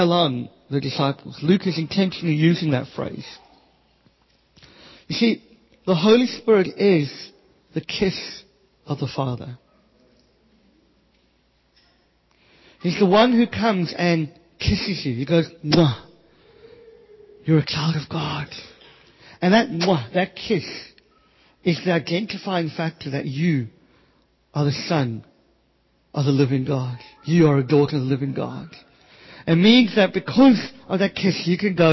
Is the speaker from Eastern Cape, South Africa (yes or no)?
no; Cape Town, Western Cape, South Africa; I grew up in the Cape Flats